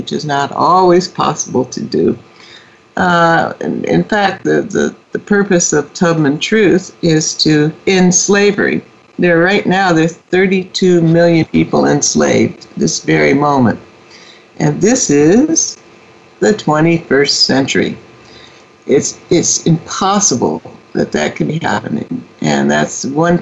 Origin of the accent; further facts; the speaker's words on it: Indianapolis, Indiana, United States; also born or lived in Philadelphia; I was born in Philadelphia, and over my objection, my parents moved to Indianapolis. I think I screamed the whole way as a two-year-old. We moved which was the home state for both of my parents. And so began my formative years in Indianapolis